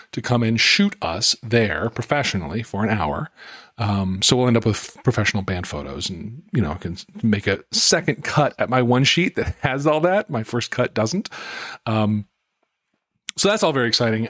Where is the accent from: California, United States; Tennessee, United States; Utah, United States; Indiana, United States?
Utah, United States; Salt Lake City; moved away; I grew up in Salt Lake City.